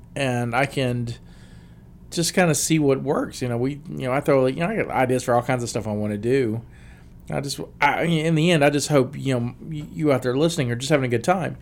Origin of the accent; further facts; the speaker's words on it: South Alabama, United States; now in West Virginia, United States; I'm from South Alabama. There's Popeyes everywhere, but since I've moved to West Virginia